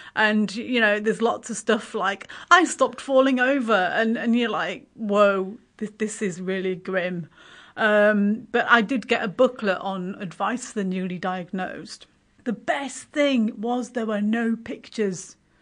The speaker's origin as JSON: {"language": "English", "region": "Yorkshire and the Humber", "country": "United Kingdom", "also_born_or_lived": "Waikanae, New Zealand", "moved": "yes", "lives_now": "Kapiti Coast, New Zealand", "said": "originally I'm from West Yorkshire in, uh, north of England"}